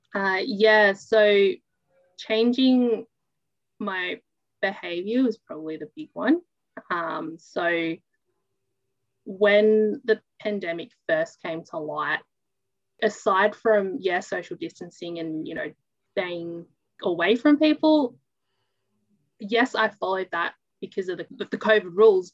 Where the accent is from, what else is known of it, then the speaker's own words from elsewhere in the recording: New South Wales, Australia; born in a small town, grew up in a small town, and haven't really left